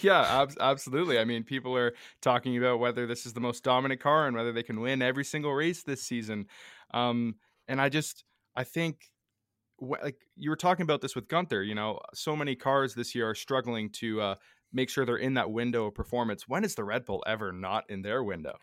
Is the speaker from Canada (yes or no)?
yes; Canada; us being Canadian